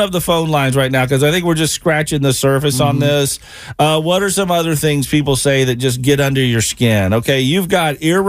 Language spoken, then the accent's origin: English; the South, United States; now in Cincinnati, United States; growing up in the South.